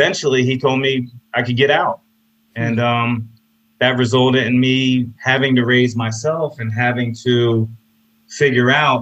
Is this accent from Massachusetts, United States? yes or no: no; Apopka, Florida, United States; also born or lived in Orlando, Florida; I'm from Orlando, Florida, and I grew up in a small town called Apopka.